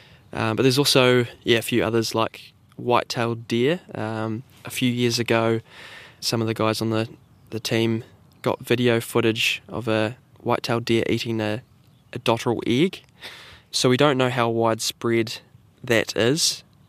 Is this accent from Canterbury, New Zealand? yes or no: no; Southland, New Zealand; born and raised in Southland.